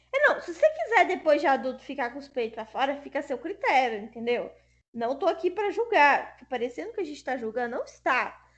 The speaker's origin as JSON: {"language": "Portuguese", "country": "Brazil", "said": "No Brasil isso é comum porque a gente é miscigenado"}